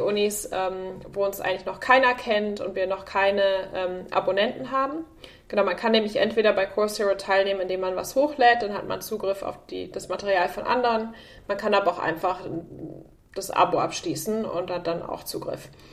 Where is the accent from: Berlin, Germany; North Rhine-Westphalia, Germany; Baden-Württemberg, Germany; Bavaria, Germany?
North Rhine-Westphalia, Germany; Münster; moved away as an adult; now in San Francisco, United States; ich komme aus Münster, also ich bin quasi das Mädchen vom Lande